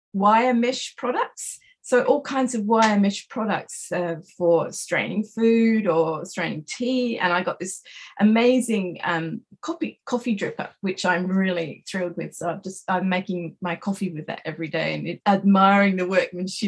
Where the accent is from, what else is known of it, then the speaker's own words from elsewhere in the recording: Australia; moved away as an adult; now in Japan; I was born in Australia